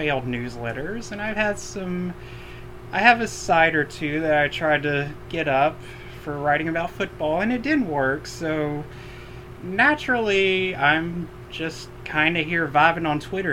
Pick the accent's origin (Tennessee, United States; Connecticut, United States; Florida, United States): Tennessee, United States; Knoxville; I grew up in Knoxville